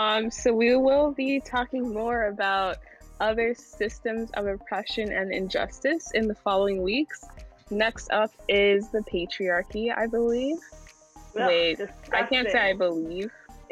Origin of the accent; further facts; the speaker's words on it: Charlotte, North Carolina, United States; from Charlotte.